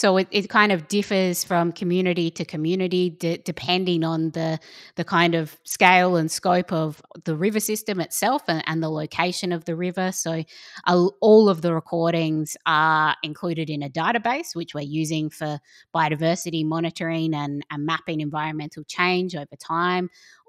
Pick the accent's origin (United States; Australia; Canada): Australia; South Australia; also born or lived in North Queensland; growing up in South Australia, but also in North Queensland on the Great Barrier Reef